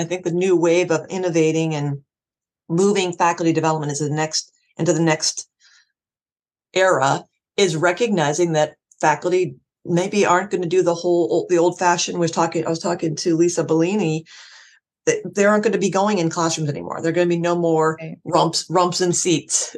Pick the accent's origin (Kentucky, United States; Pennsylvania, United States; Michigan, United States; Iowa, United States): Pennsylvania, United States; Erie; moved away; my hometown Erie